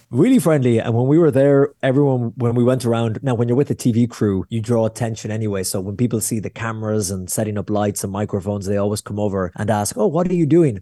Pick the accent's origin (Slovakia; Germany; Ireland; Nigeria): Ireland; I'm sweaty Irish guy in the middle of Israel